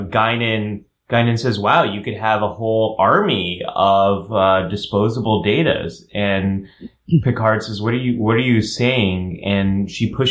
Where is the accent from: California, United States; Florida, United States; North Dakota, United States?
California, United States; I'm a Californian.